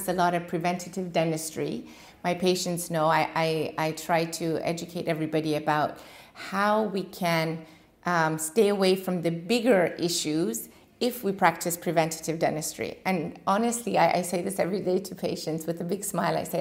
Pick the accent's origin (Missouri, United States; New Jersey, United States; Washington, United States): Washington, United States; moved away as an adult; also born or lived in Iran / California; now in Dubai, United Arab Emirates; Originally born in Iran, and when the revolution came, we left for the States, and I grew up in Washington, state of Washington